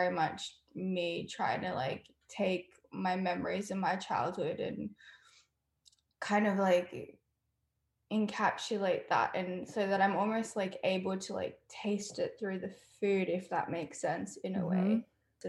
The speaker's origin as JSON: {"language": "English", "country": "Australia", "tie": "born or raised there", "said": "Growing up in Australia, we lived in a house and we had this bush woodland kind of thing in the back."}